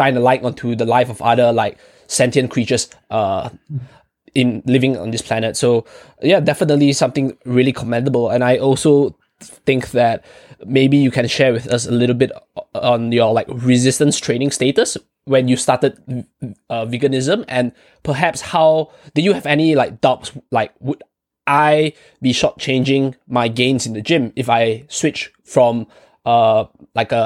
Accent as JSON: {"language": "English", "country": "Malaysia", "said": "all three of us, we are like from Malaysia"}